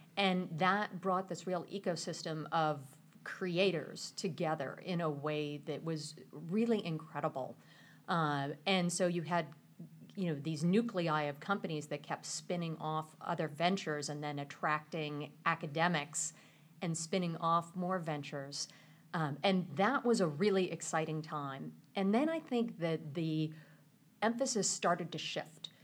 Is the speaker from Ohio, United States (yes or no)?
no; Mechanicsburg, Pennsylvania, United States; moved away as an adult; also born or lived in California; I grew up in Mechanicsburg, Pennsylvania